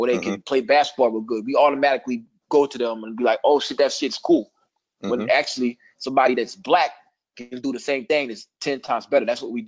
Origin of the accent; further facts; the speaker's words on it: Midwest, United States; I'm from the Midwest. I don't claim New York. I just act like that shit. But everybody know I ain't from there.